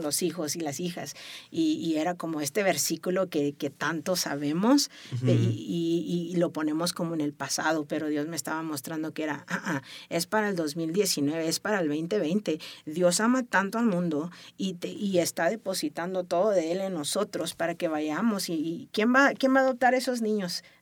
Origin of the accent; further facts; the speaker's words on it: Tijuana, Baja California, Mexico; yo crecí en Tijuana, ¿no? Tijuana me abrazó